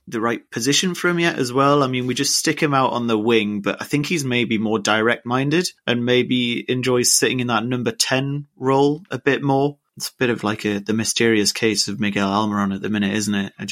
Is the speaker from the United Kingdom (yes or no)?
yes; Jesmond, North East England, United Kingdom; I mean, I'm from Jesmond myself, so I can't really say too much.